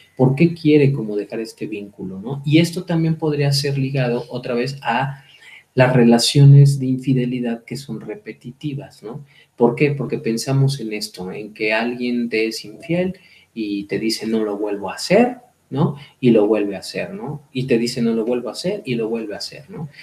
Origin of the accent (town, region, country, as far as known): Mexico